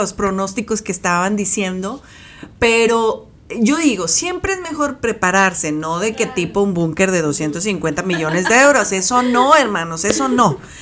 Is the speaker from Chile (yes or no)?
no; Mexico; nosotros como mexicanos